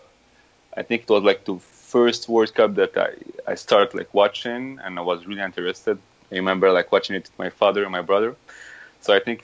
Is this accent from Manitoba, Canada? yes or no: no; Montreal, Quebec, Canada; English is a second language; also born or lived in Casablanca, Morocco; I came in Montreal when I was 7 years old. So I was born in Morocco. Casablanca, and I went to Canada when I was 7 years old with all my family